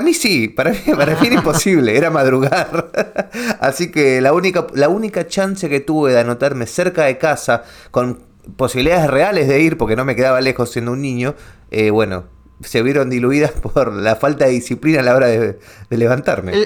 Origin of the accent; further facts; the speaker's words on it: Ramos Mejía, Buenos Aires Province, Argentina; toda mi infancia la vivía en Ramos Mejía